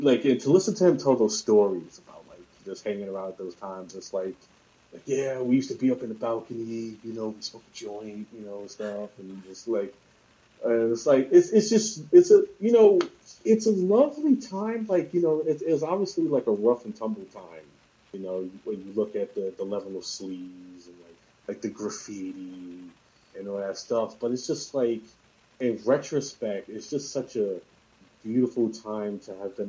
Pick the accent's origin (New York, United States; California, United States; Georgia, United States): New York, United States; New York City; I grew up all my life in New York City